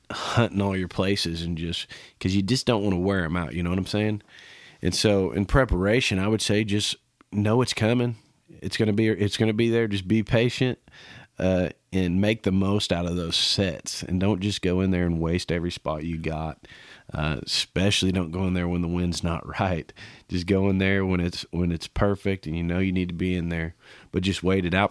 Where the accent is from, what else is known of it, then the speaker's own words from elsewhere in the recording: Kansas, United States; growing up in Kansas